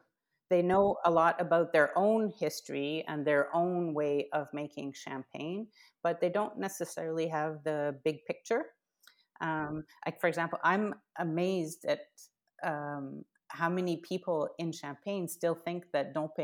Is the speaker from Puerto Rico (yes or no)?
no; Canada; I'm Canadian.